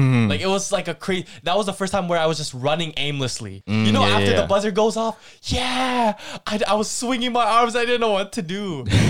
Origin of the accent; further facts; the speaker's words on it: Philippines; Filipinos don't grow. We always say this. And if you're still pursuing as a Filipino, high school basketball, then you're kind of crazy still, because not a lot of us